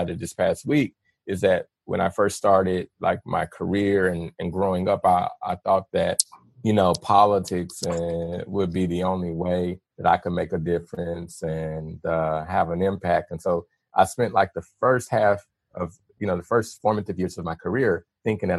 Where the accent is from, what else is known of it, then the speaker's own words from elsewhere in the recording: Little Rock, Arkansas, United States; moved away; I grew up in Little Rock